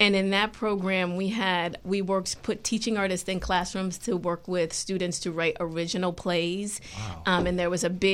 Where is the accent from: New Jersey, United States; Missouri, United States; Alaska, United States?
New Jersey, United States; Freehold; moved away as an adult; also born or lived in Baltimore, Maryland / Central Florida; I'm originally from Freehold, New Jersey